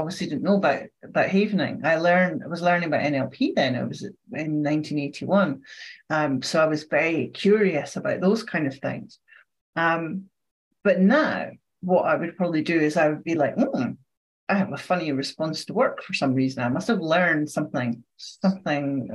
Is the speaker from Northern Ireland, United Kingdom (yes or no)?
no; Scotland, United Kingdom; I'm Scottish